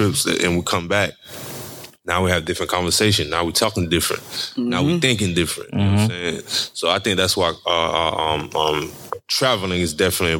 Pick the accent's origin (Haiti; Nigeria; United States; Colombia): Haiti; I'm from Haiti